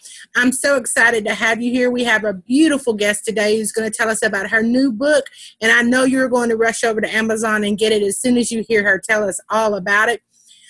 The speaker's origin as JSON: {"language": "English", "region": "Texas", "country": "United States", "accent": "Texas", "said": "I know here in Texas, our accents are pretty predominant."}